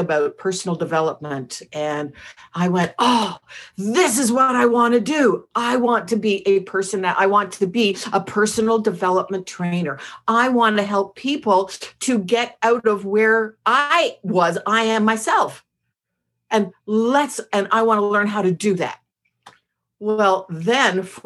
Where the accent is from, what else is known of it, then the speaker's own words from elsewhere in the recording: Montreal, Quebec, Canada; moved away; I'm from Montreal